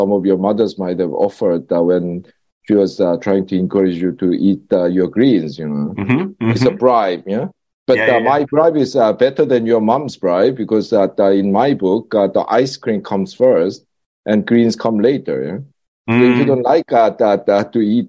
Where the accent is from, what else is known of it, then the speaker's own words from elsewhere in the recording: South Korea; moved away as an adult; also born or lived in Britain; now in United Kingdom; when I was growing up in Korea